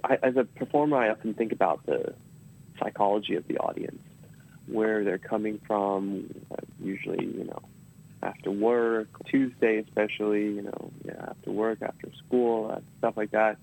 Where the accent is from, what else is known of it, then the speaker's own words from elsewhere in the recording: Australia; now in United States; I grew up in Australia. Maybe it's because uh, my family's Taiwanese.